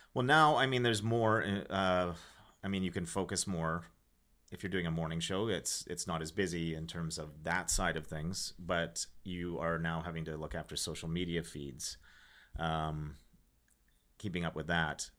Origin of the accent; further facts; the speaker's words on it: Regina, Saskatchewan, Canada; I'm from Regina, Saskatchewan.